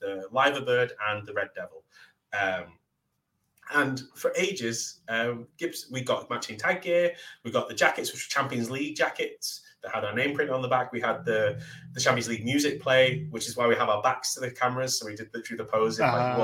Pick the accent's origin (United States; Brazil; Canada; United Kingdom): United Kingdom; Manchester, North West England; I'm from Manchester. Instantly got a rivalry. We're in Manchester. I'm the local Manchester hometown boy